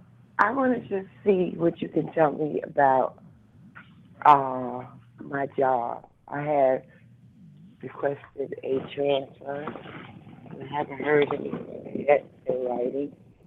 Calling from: New Jersey, United States; from New Jersey.

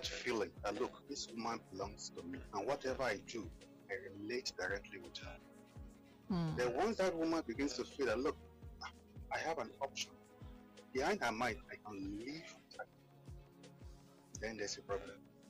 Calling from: Lagos, Nigeria; I'm calling from Akota.

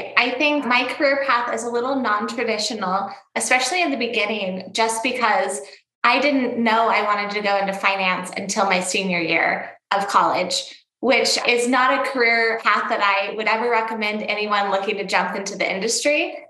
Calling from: Scottsdale, Arizona, United States; I'm calling in from Scottsdale, Arizona.

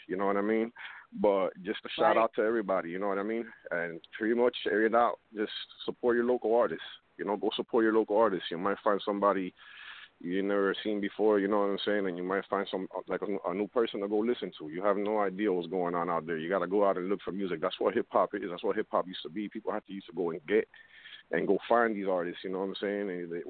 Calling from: Miami, Florida, United States; I'm calling from Miami.

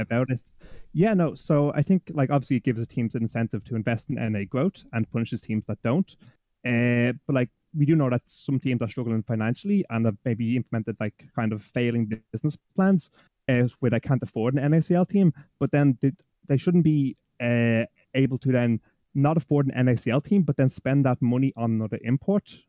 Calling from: Dublin, Leinster, Ireland; I'm calling from Dublin, Ireland

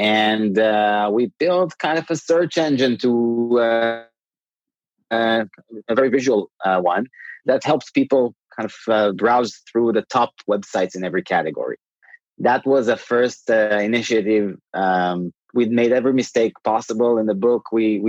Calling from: Tel Aviv, Tel Aviv District, Israel; Tel Aviv.

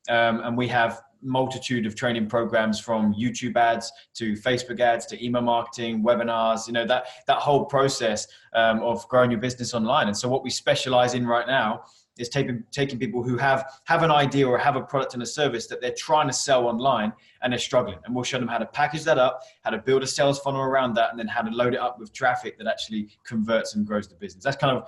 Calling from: Canterbury, South East England, United Kingdom; So I come to the office, which is just outside of Canterbury in the UK.

